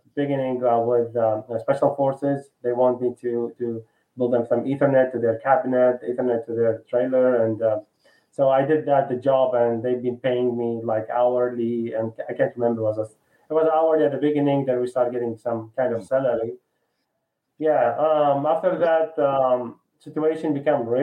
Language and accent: English; Baghdad, Baghdad Governorate, Iraq; moved away as an adult; now in Houston, United States; I'm originally from Iraq, yeah, from Baghdad.